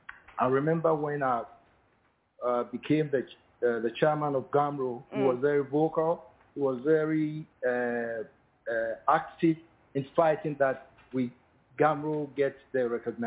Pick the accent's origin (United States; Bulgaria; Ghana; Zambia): Ghana; We're all from Ubu.